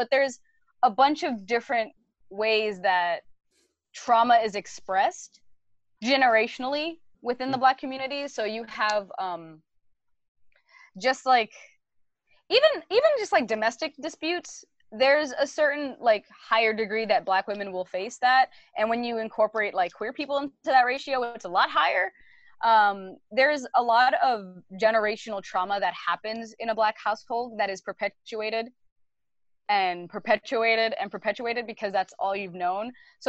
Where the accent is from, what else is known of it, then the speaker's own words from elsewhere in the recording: Brooklyn, New York, United States; I grew up in East New York, Brooklyn, right? So I speak a certain way. My accent is a certain way.